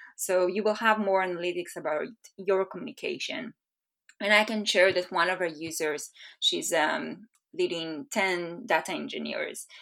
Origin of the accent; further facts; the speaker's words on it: Israel; moved away as an adult; now in Bay Area, United States; I'm originally from Israel. I relocated to the Bay Area last November